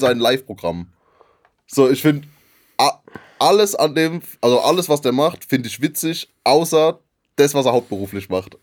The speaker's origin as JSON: {"language": "German", "region": "Rhineland-Palatinate", "country": "Germany", "said": "in der Gegend, wo wir, wo ich herkomme, wird eher Wein getrunken"}